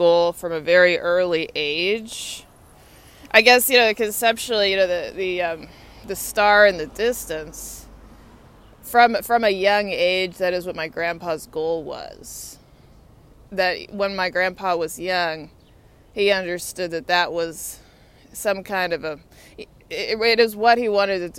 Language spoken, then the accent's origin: English; Texas, United States; now in Washington, D.C., United States; I grew up in Texas